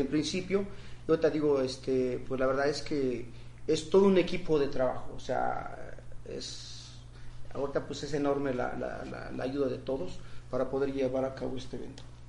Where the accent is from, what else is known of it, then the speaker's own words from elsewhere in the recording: Sierra Mixe, Oaxaca, Mexico; mi pueblo, en la comunidad donde sale la meta